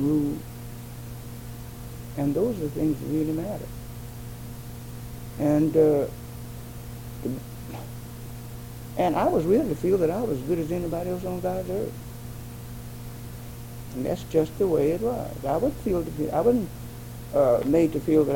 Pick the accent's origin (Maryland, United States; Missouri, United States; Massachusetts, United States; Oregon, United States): Missouri, United States; St. Louis; I grew up with in St. Louis